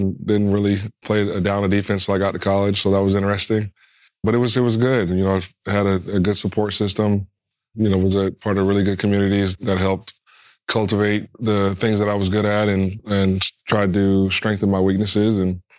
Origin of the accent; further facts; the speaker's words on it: Colorado, United States; It was a fun one.